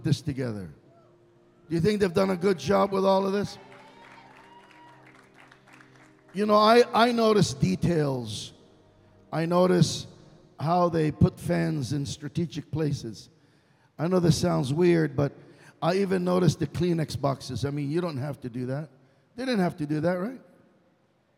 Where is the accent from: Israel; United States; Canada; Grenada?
Israel; English is a second language; moved away; Middle Easterner, born and raised in Israel